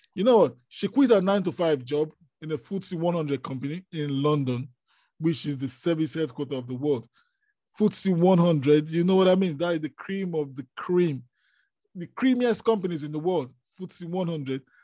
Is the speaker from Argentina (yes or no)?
no; Nigeria; I am from Nigeria